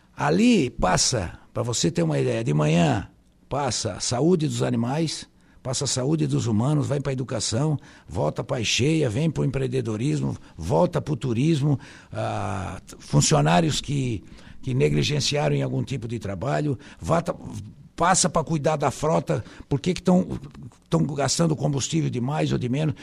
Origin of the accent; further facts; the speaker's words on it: Araranguá, Santa Catarina, Brazil; also born or lived in Timbé do Sul; eu nasci em Tibé do Sul, mas tenho muito pouca lembrança, quase nenhuma, porque eu vim para cá com três anos de idade só